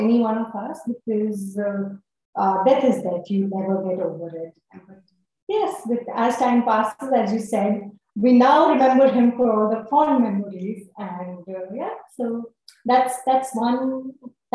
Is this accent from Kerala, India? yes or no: no; Jharkhand, India; I'm a Brahmin from Jharkhand